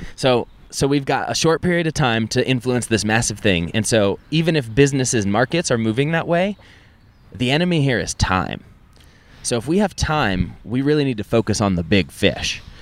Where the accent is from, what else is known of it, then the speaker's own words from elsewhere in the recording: Keystone, Colorado, United States; I grew up in Keystone, Colorado